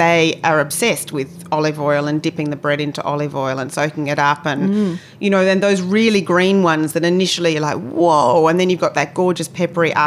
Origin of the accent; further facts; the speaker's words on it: Australia; accent: Australian; with my Australian accent